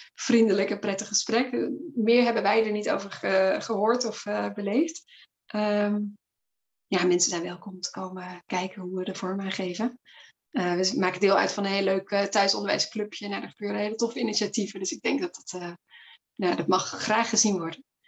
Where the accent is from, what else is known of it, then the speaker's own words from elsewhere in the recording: Flanders, Belgium; accent: Flemish; now in Netherlands; Ik kom van origine uit België, geboren en okay. getogen uit het Nederlands gezien. Dus als ik daar weer ben bij mijn familie, dan gaat de Vlaamse knop aan